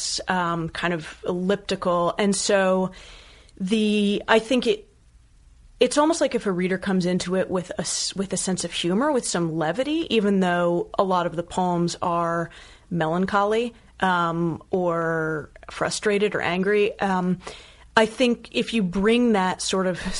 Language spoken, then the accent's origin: English; Bethesda, Maryland, United States; moved away as an adult; I'm from Maryland. Yeah. I'm from Bethesda outside of DC